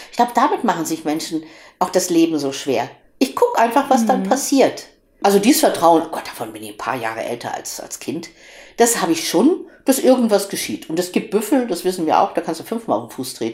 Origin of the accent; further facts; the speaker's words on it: Cologne, North Rhine-Westphalia, Germany